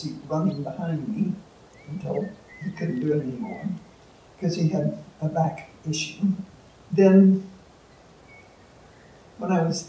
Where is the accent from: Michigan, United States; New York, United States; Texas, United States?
Texas, United States; Waco; now in Missoula, United States; I was born and raised in Waco, Texas.